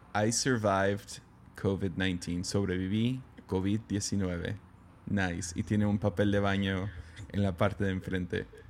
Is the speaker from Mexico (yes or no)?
yes; Mexico; siendo mexicano